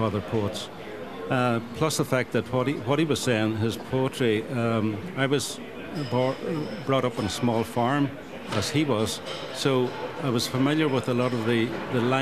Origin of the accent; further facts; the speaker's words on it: Magherafelt, Northern Ireland, United Kingdom; also born or lived in Australia / England; my hometown, Magherafelt